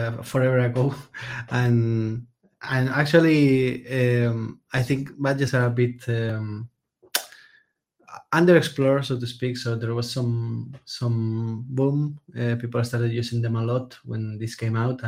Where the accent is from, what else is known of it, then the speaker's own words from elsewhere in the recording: Spain; I'm a developer from Spain